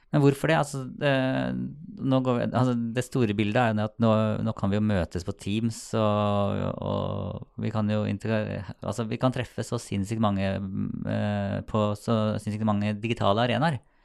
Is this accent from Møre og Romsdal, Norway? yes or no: no; Sarpsborg, Østfold, Norway; jeg er fra Sarpsborg